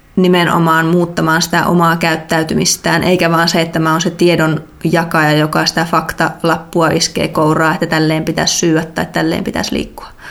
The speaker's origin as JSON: {"language": "Finnish", "region": "North Karelia", "country": "Finland", "also_born_or_lived": "Joensuu / Belgium", "moved": "as an adult", "said": "alun perin on kotoisin tuolta Pohjois-Karjalasta"}